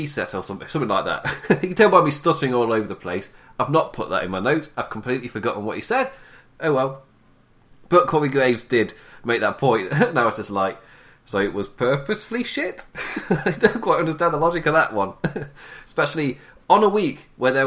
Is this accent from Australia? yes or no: no; England, United Kingdom; as you can tell by my voice, I'm English